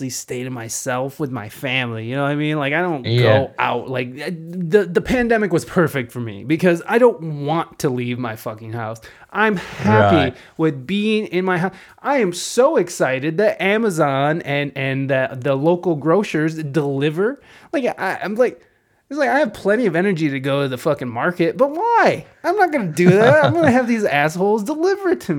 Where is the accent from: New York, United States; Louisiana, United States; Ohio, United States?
Ohio, United States; Toledo; moved away; also born or lived in San Diego, California; I moved from San Diego, California, back to Toledo about 3 years ago.